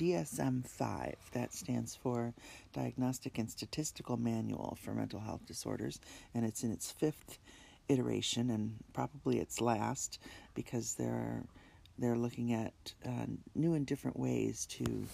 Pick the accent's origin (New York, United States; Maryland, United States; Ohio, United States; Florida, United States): New York, United States; my home state of New York